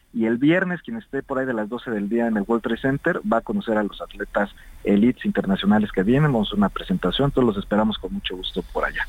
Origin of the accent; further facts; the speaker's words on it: Mexico; cómo somos los mexicanos